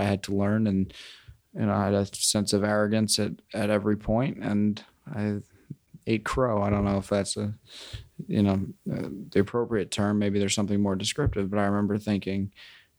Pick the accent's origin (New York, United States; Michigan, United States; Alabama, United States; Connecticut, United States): New York, United States; New York City; also born or lived in Riverdale, Bronx / Queens; I grew up on the Upper West Side, briefly lived in Riverdale, and I currently live in Queens